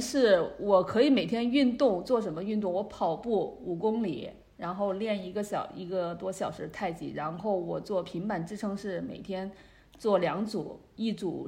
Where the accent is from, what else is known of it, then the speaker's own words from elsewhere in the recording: China; moved away as an adult; also born or lived in Beijing, China; now in Canada; 我的老家，他那边的话，就是 呃，距离武汉很近